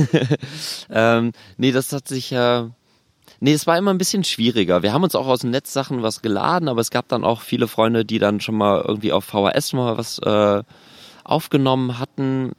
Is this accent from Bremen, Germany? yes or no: no; North Rhine-Westphalia, Germany; moved away as an adult; now in Berlin, Germany; gebürtig bin ich aus NRW